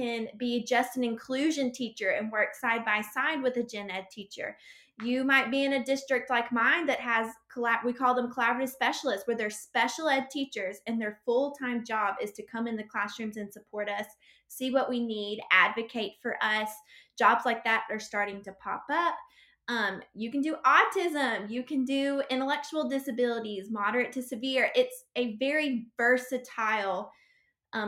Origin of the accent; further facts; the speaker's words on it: Alabama, United States; I'm sure you can tell by my accent, because I'm sure it sounds worse to people than it sounds to me. I'm from Alabama.